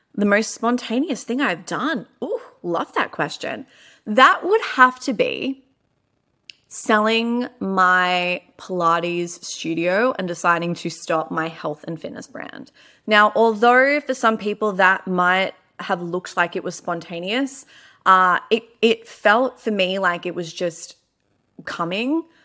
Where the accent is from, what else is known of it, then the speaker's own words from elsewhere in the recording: Melbourne, Victoria, Australia; I am from Melbourne.